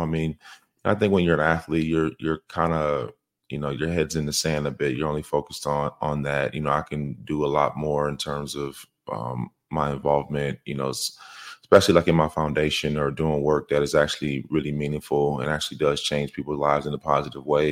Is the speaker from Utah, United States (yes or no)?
no; Minnesota, United States; moved away as an adult; I came from Minnesota, you know, I came from pretty small